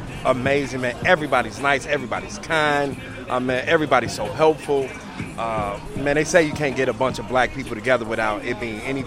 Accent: Chicago, Illinois, United States; I'm from the Woodlawn area.

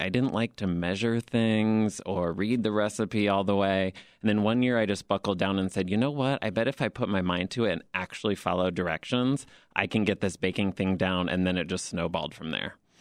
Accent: Fort Wayne, Indiana, United States; moved away as an adult; now in Chicago, United States; I'm originally from Fort Wayne, Indiana, but have lived in Chicago for about twelve years now.

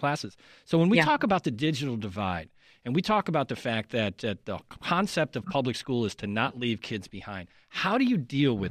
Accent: Chicago, Illinois, United States; as a Chicagoan who has been here for the last couple of years

